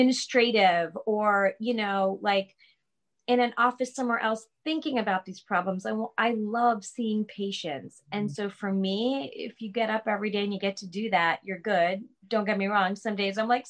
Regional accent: Long Island, New York, United States; we're from Long Island

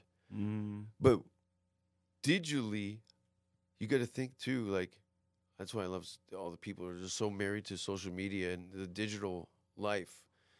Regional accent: Ontario, Canada; moved away; Howie Mandel, also from my hometown.

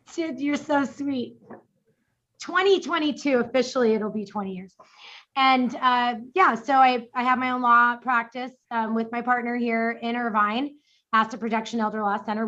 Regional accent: New York City, New York, United States; now in Orange County, United States; I was born in the Bronx.

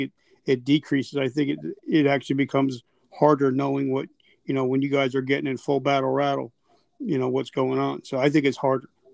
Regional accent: South Carolina, United States; I'm from South Carolina

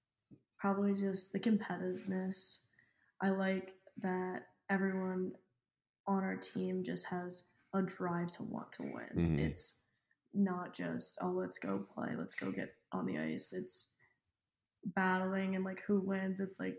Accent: Tampa, Florida, United States; I'm from Tampa, Florida, and I'm a forward.

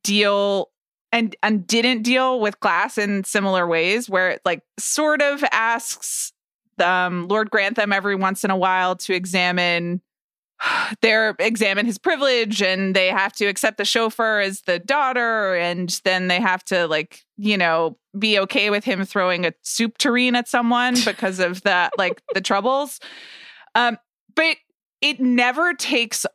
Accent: United States; I'm American

